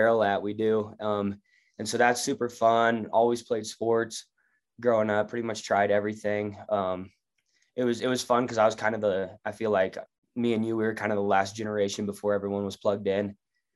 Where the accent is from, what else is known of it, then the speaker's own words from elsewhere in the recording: Clay Center, United States; I'm from Clay Center